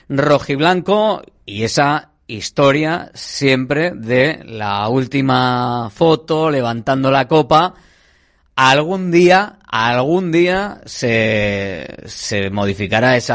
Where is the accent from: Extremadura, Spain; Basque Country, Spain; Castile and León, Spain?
Basque Country, Spain; Bilbao; Somos de Bilbao, ¿no? ¿Verdad?